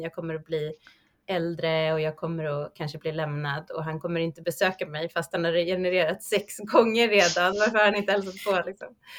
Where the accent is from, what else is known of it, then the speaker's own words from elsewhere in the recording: Sweden; oss som svenskar